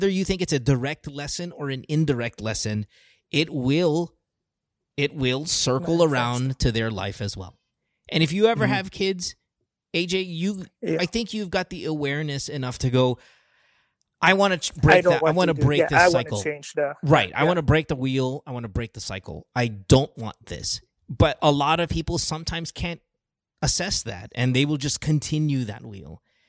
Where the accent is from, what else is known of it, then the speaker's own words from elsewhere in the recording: Philippines; There's all that bullshit when you were kind of growing up in the Philippines.